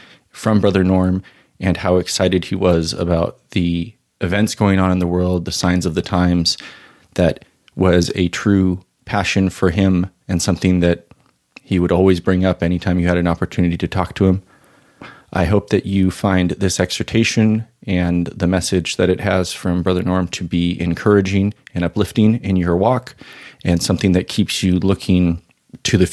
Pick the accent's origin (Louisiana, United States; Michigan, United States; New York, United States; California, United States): California, United States; Orange County; I was growing up in Orange County